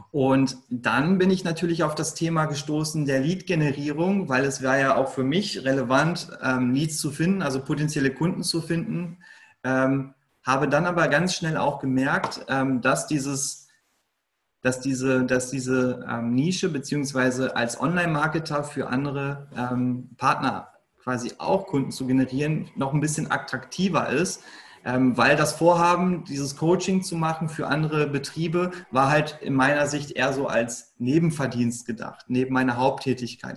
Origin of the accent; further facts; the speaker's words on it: Lünen, North Rhine-Westphalia, Germany; Ich komme aus Lünen. Ähm, das ist in Nordrhein-Westfalen, eigentlich so mitten aus dem Ruhrpott, kann man sagen.